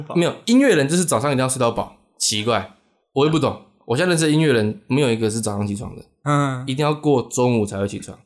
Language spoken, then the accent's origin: Chinese; Changhua, Changhua County, Taiwan; moved away as an adult; 我老家在彰化